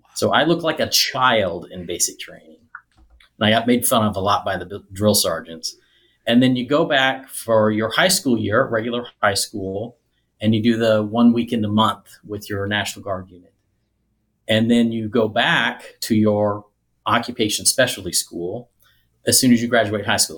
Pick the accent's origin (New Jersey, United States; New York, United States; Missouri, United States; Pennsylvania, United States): Missouri, United States; Nevada; also born or lived in southern Illinois; most of my third grade through high school was in a tiny little town called Nevada, Missouri